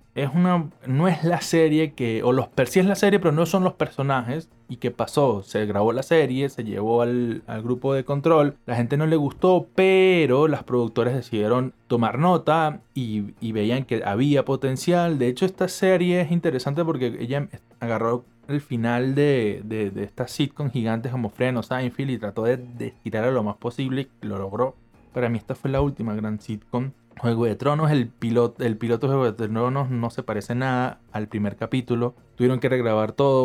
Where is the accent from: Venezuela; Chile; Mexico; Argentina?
Venezuela; moved away as an adult; decidí irme de mi ciudad natal a estudiar cine en otra ciudad de Venezuela